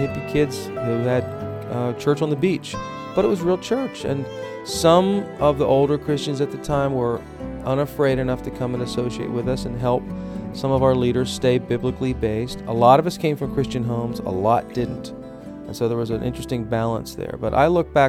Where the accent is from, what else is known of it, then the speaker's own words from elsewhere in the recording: outside of Philadelphia, Pennsylvania, United States; I went to high school right outside of Philadelphia, PA